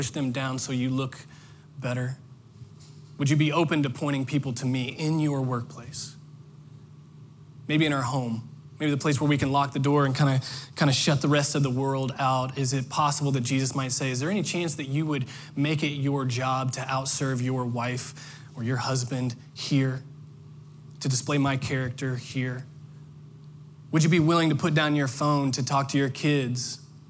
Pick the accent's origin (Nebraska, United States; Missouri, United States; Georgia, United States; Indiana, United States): Indiana, United States; now in Orlando, United States; I grew up in Indiana